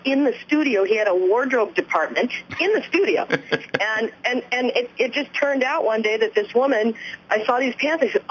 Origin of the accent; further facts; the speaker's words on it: Southern California, United States; I grew up in Southern California